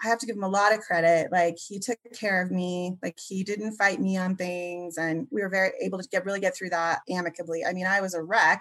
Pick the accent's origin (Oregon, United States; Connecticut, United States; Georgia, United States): Oregon, United States; I was born and raised mostly in Oregon